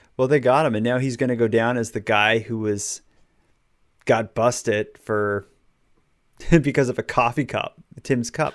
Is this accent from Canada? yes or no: yes; Halifax, Nova Scotia, Canada; Halifax, my hometown